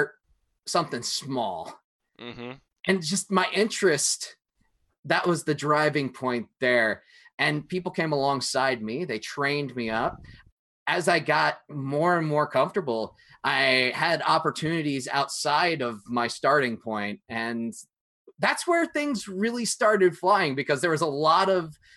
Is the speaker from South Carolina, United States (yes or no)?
no; Hartford, Connecticut, United States; I grew up in Connecticut near Hartford